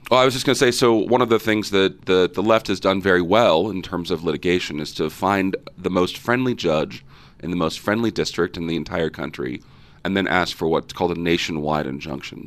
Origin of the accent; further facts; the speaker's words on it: Fresno, California, United States; I grew up in Fresno, California, Central Valley, the jewel, the heart of California.